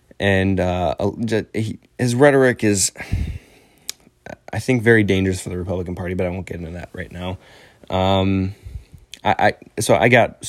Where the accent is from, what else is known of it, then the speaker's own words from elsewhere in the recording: Illinois, United States; I'm 18 years old. I'm from Northern Illinois, and I'm enlisted in the military